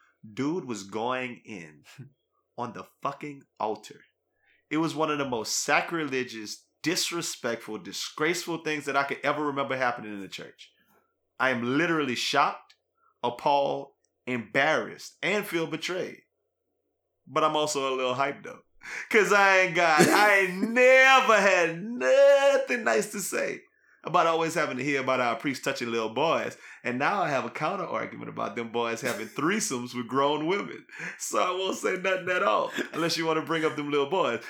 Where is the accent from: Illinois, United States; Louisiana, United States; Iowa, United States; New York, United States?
Louisiana, United States; New Iberia; we grew up in New Iberia where it's like uh, 50 50 black Catholics to black Baptists